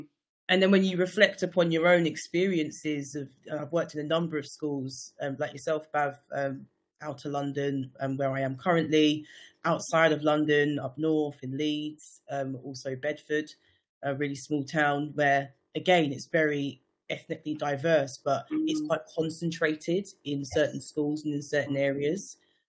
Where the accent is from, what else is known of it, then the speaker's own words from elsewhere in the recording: St. Kitts & Nevis; St. Kitts and Nevis.